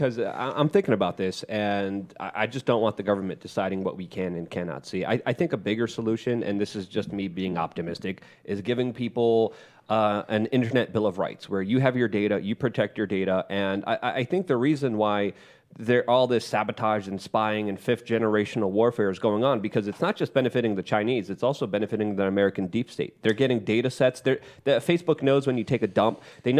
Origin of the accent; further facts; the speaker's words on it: Poland; Lauren, if I could just ask you, because I grew up in Poland during communism.